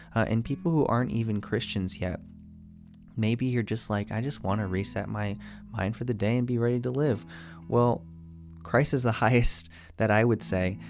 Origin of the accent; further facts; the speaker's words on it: United States; being American